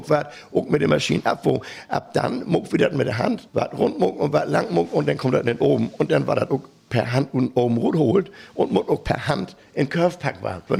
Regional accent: Hamburg, Germany; wenn wir in Hannover sind oder in Berlin, ne, dann mit wir irgendwie als Hamburger mindestens Franzbrötchen haben

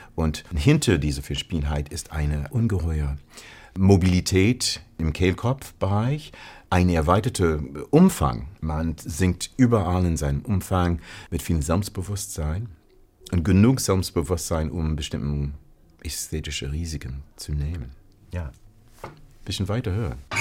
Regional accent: Ohio, United States; German is a second language; moved away as an adult; also born or lived in Connecticut / Paris; now in Hamburg, Germany; Ich komme aus Ohio.

